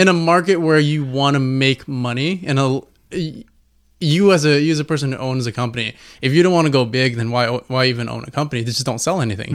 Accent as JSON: {"language": "English", "town": "Fontana", "region": "California", "country": "United States", "said": "we're from Fontana, so, you know, we got we got that culture behind us"}